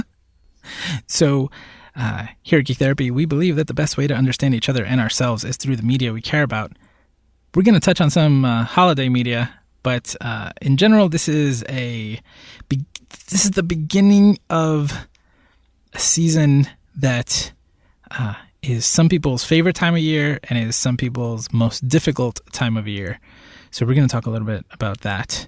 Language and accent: English; Northeast, United States; now in Puerto Rico; I grew up in the Northeast